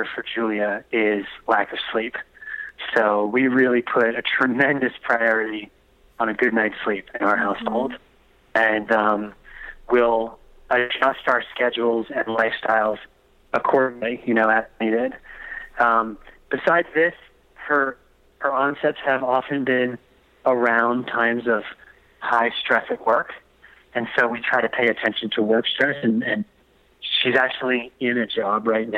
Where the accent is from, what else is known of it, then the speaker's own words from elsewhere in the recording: East Coast, United States; moved away; also born or lived in Delaware; I'm from the East Coast, I'm a surfer